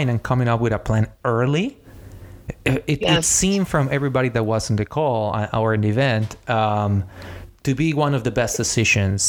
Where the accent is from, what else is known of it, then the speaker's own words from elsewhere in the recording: Mexico; I am from Mexico